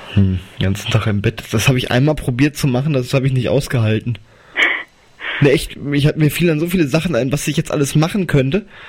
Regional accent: Wetzlar, Hesse, Germany; also born or lived in Arzbach; Wetzlar ist meine Heimatstadt

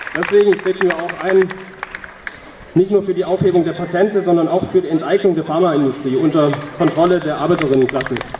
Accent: Peru; German is a second language; now in Tübingen, Germany; Und aus Peru, Land, wo ich herkomme

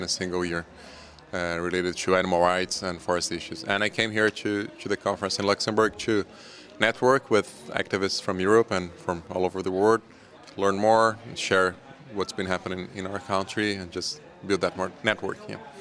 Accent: Brazil; I am from Brazil.

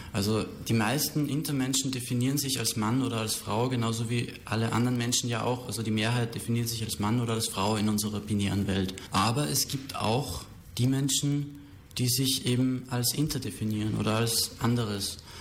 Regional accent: Austria; moved away as an adult; also born or lived in Berlin; now in Germany; ich war ursprünglich eben auch aus Österreich, wo ich bin ich hergekommen

